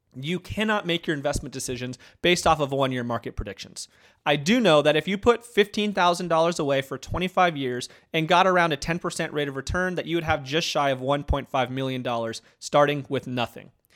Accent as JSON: {"language": "English", "region": "Arizona", "country": "United States", "tie": "born or raised there", "moved": "yes", "lives_now": "Auburn, United States", "said": "growing up in Arizona"}